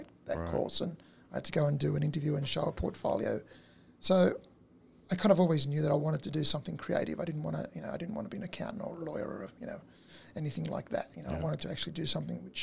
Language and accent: English; Australia; born or raised there; first language Italian; English is a second language